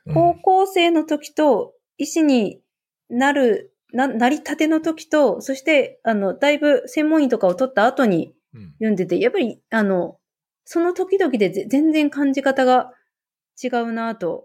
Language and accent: Japanese; Hokkaido, Japan; 北海道民